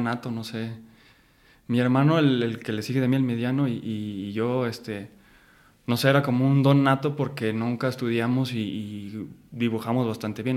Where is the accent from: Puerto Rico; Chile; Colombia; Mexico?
Mexico; Guadalajara, Jalisco; moved away as an adult; now in Mexico City, Mexico; Yo nací y crecí en Guadalajara, Jalisco